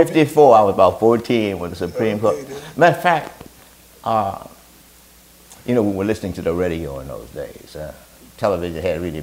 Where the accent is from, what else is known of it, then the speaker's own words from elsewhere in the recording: New Orleans, Louisiana, United States; I grew up in New Orleans, Louisiana, in the 15th Ward. It's called Algiers.